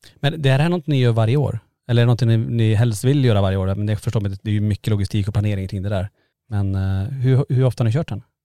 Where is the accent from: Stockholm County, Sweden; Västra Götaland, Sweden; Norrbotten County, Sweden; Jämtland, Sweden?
Norrbotten County, Sweden; Kiruna; vi är från Kiruna